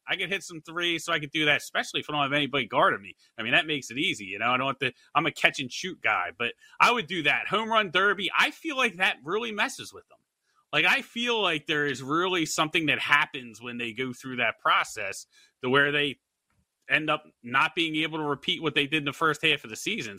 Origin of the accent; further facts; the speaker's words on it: Philadelphia, Pennsylvania, United States; I'm from Philadelphia